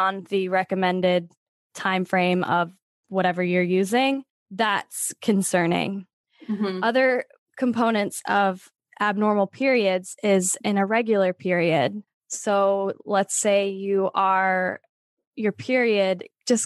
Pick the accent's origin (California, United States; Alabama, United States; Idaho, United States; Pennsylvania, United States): Pennsylvania, United States; moved away as an adult; I'm originally from Pennsylvania. And then after college, I've been moving west ever since.